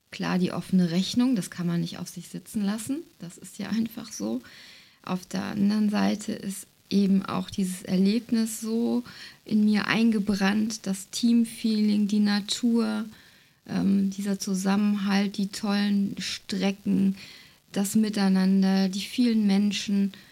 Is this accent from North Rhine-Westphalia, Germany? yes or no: yes; North Rhine-Westphalia, Germany; Ja, wir kommen so aus der Jülicher Börde, das liegt ähm, ja zwischen Aachen und Düren, wem das so sagt. Hier ist viel ähm, flaches Ackerland, ähm, Tagebau.